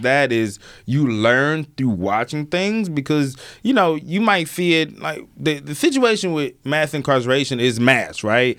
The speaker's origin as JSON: {"language": "English", "region": "Alabama", "country": "United States", "said": "I'm from Alabama"}